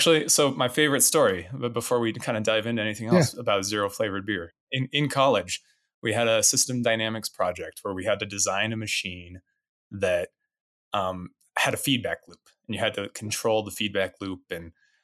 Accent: Rangely, Colorado, United States; now in Denver, United States; I grew up in Western Colorado in a small town called Rangeley

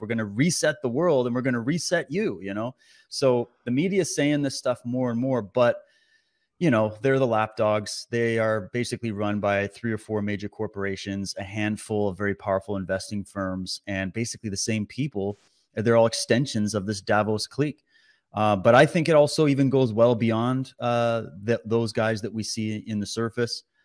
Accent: Canada; as a Canadian

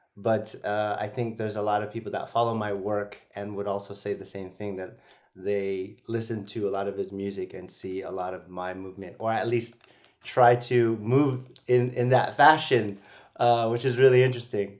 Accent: San Francisco, California, United States; I'm originally from the Bay Area, San Francisco

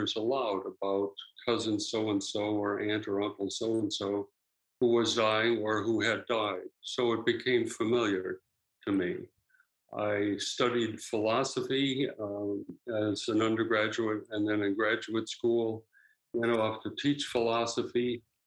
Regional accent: Wheaton, Illinois, United States; moved away as an adult; also born or lived in Ohio; now in Vancouver, Canada; I grew up in Wheaton, Illinois, about 25 miles straight west of Chicago

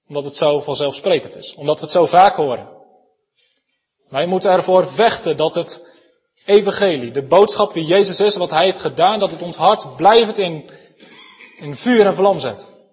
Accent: Elspeet, Gelderland, Netherlands; Zelf kom ik uit Elspet, waar we een prachtige schaapskooi

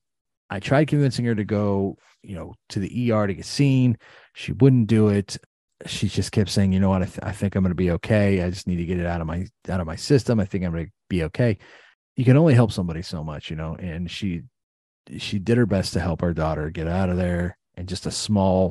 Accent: East Palestine, Ohio, United States; A young lady that I grew up with in East Palestine

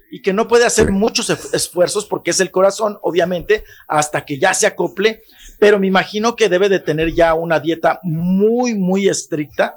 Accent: Chihuahua, Mexico; en mi pueblo, en Chihuahua

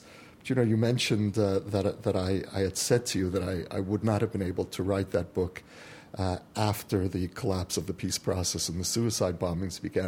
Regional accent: United States; now in Israel; an American Jew who came home

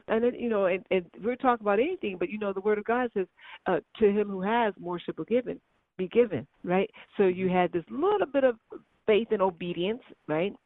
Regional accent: Chicago, Illinois, United States; I'm from Chicago

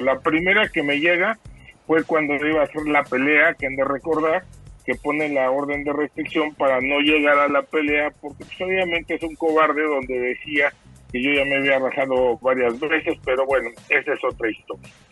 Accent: Mexico; las personas que somos mexicanos

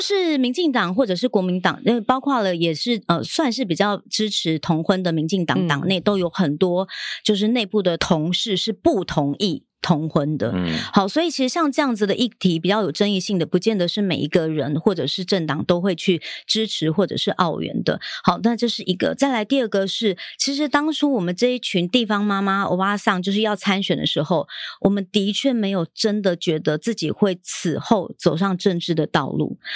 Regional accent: Xinzhuang, New Taipei, Taiwan; 因为新庄都是我 在地生长的地方，然后我从小就在那边长大

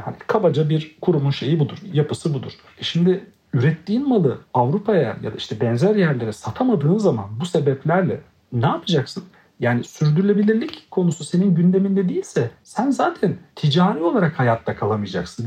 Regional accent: Black Sea Region, Turkey; çocukluğumdan beri Karadeniz'de yetiştiğim için

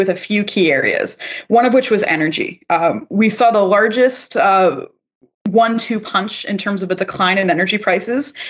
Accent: Canada; I'm also a Canadian

